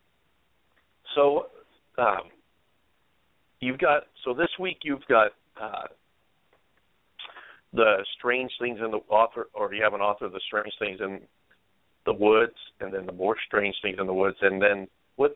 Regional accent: Oregon, United States; I'm from Oregon. We have our own monster, with quotation marks. And I grew up thinking that Bigfoot was a Pacific Northwest phenomenon

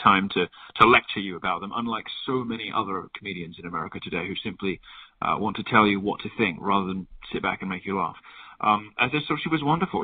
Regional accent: United Kingdom; being a Brit

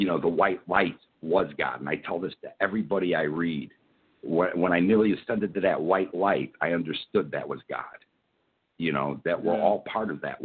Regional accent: Chicago, Illinois, United States; Born and raised in Chicago in the mid 60s

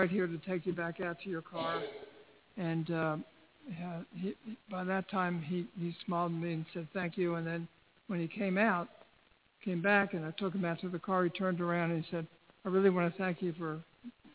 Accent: Baltimore, Maryland, United States; I'm from Baltimore

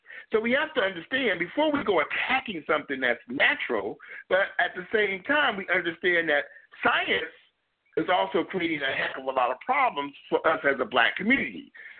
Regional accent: Gary, Indiana, United States; but I'm 50 years of age. I grew up in Gary, Indiana. Gary, Indiana was a steel mill town located outside.

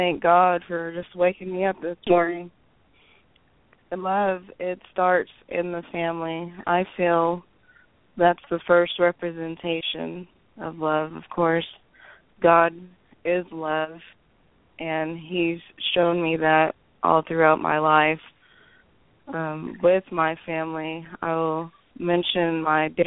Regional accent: Oklahoma, United States; accent: Okie; Grew up here in Oklahoma. I'm an Okie girl.

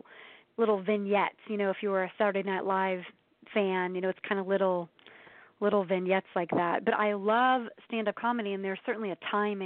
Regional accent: Ohio, United States; now in Atlanta, United States; I'm from the Midwest. I'm from Ohio, so they're pretty down-to-earth people.

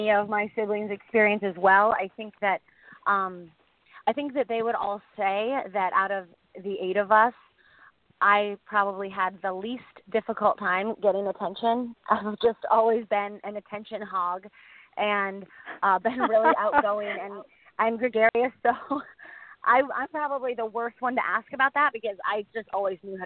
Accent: Boca Raton, Florida, United States; also born or lived in Maui, Hawaii; I grew up in Boca Raton, Florida

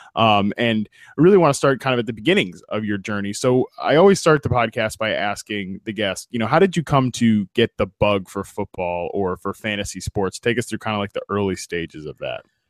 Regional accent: United States; growing up in Washington

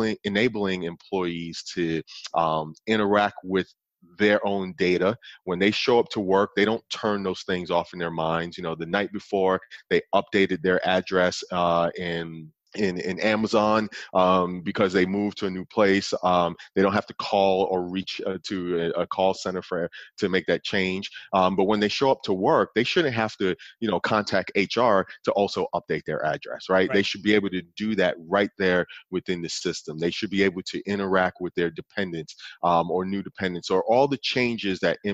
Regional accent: New York City, New York, United States; now in Oklahoma City, United States; I grew up in Brooklyn, New York

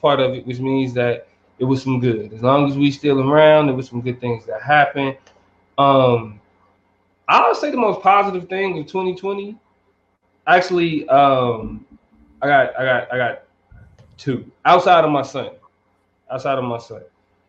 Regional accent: Kansas City, Missouri, United States; I grew up, I'm from Kansas City, 50 fucking years.

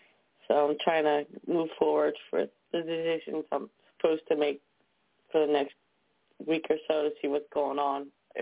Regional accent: New Jersey, United States; from New Jersey.

